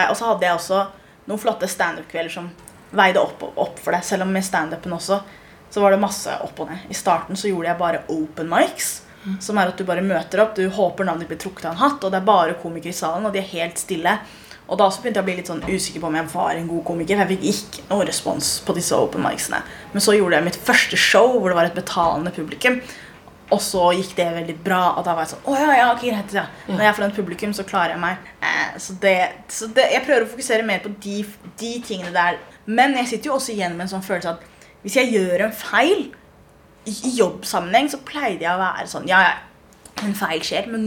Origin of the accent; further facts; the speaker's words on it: Norway; Jeg er 1,83. Eh, jeg er norsk-somalier, og jeg har følelser.